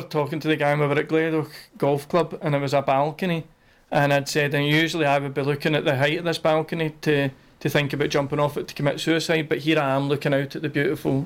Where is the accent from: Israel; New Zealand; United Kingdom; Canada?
United Kingdom; Milngavie, Scotland; I'm from Mulgay